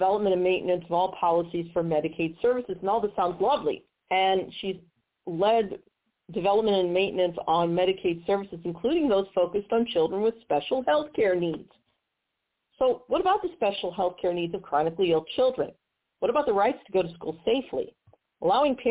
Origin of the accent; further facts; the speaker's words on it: Missouri, United States; my home state of Missouri